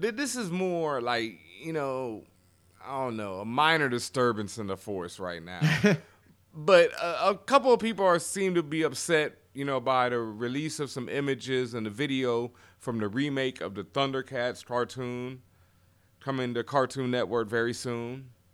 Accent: Houston, Texas, United States; I'm from Houston, Texas

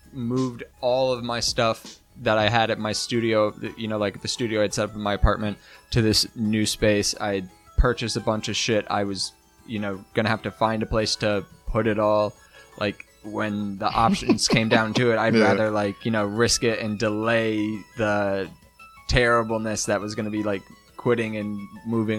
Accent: Phoenix, Arizona, United States; moved away as an adult; now in Boston, United States; I'm from Phoenix, Arizona

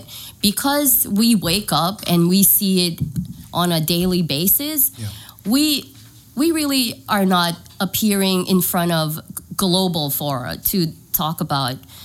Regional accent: Kosrae, Micronesia; moved away as an adult; now in San Diego, United States; I'm from Kuchai. My dad is from Kuchai. My mom is from Panape. So I'm half. I moved here with my family. We're here almost 3 years now.

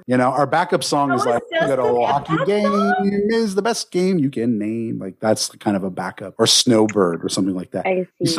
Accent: Canada; I'm from Canada.

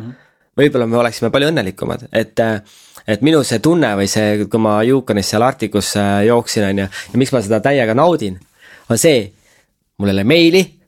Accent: Estonia; me oleme pärit väiksest mm. kohast, et isegi kui noh, sa oled influencer ja keegi küsib, et kust sa pärit oled, ütled, et Eestist

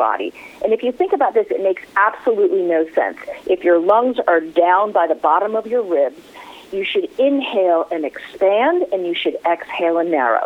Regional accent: New York City, New York, United States; my hometown, November 12th in New York City

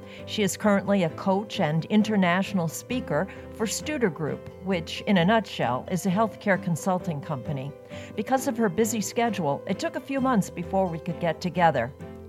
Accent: Maine, United States; I'm traveling around my home state of Maine

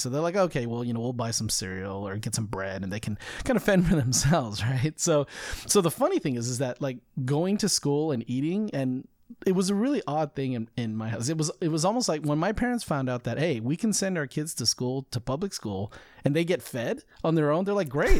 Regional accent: United States; I'm more American than I am Chinese in most cases

